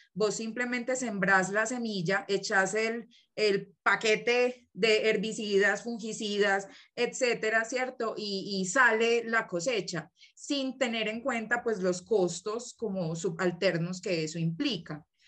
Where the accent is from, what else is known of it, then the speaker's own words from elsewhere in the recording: Colombia; moved away as an adult; now in Mexico City, Mexico; Vengo de Colombia, actualmente estoy viviendo aquí en la Ciudad de México por cuestiones de estudio